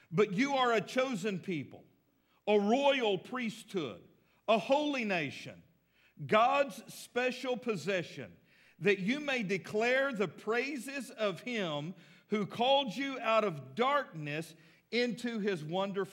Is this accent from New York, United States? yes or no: no; Texas, United States; now in Fort Smith, United States; I live in Fort Smith, but I'm really from Texas